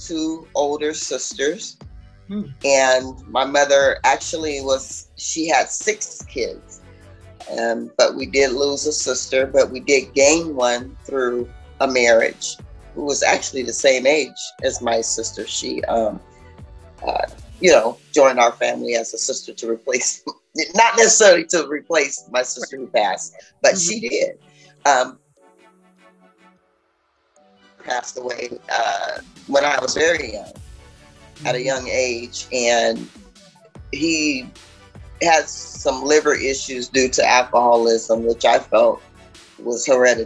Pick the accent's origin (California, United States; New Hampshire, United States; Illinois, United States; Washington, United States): Washington, United States; Seattle; moved away as an adult; also born or lived in New Orleans, Louisiana; now in Atlanta, United States; 3 months after being born, we relocated to the state of Washington. So I was raised in Washington State